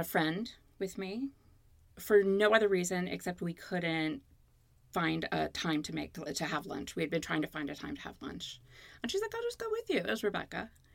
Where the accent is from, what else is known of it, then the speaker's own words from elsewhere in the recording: Baltimore, Maryland, United States; moved away as an adult; also born or lived in Connecticut; now in Los Angeles, United States; I was born in Connecticut. I grew up in Baltimore and I moved to Los Angeles in August of 93